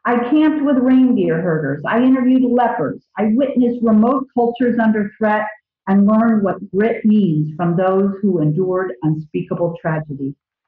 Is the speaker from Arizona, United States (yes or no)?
no; Virginia, United States; moved away as an adult; I grew up in Virginia, and it was right down the pike.